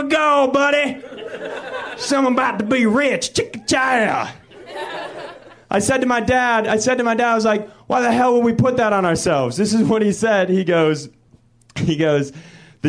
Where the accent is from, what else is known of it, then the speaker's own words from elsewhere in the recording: Minnesota, United States; moved away; I'm from Minnesota